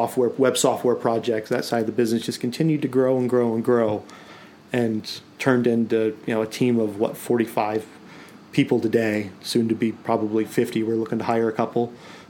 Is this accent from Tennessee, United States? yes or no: yes; Nashville, Tennessee, United States; born there; No, I was born in Nashville, Tennessee